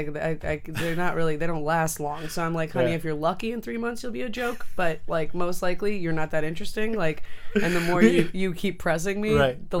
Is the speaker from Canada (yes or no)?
yes; Canada; Well, yeah, I'm Canadian, technically.